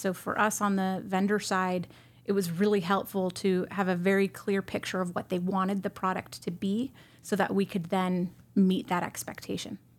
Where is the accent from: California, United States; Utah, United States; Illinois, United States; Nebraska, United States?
California, United States; San Jose; moved away as an adult; also born or lived in Bay Area, California / Arizona; I was born in San Jose, California